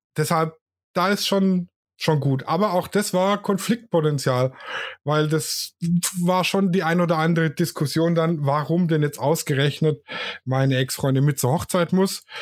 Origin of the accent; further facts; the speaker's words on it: Swabia, Germany; ich bin ja Schwabe